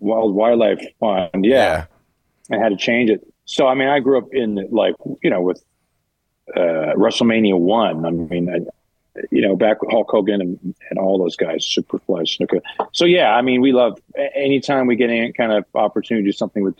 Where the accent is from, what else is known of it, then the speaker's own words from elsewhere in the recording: Canada; now in Los Angeles, United States; all of us being growing up in Canada